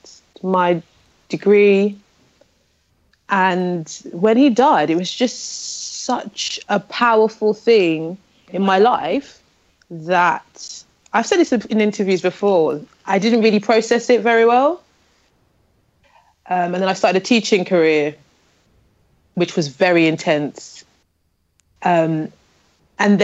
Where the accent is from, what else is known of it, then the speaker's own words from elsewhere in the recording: London, United Kingdom; born in Islington in North London.